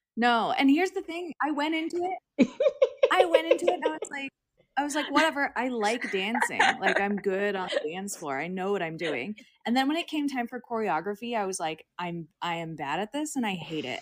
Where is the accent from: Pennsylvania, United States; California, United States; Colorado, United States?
California, United States; Long Beach; moved away as an adult; now in Los Angeles, United States; I grew up in Long Beach